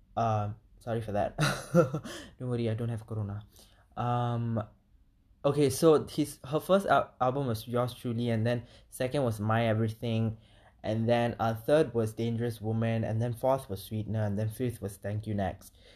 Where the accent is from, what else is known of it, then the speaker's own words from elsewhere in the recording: Malaysia; as a minority and as an Indian in Malaysia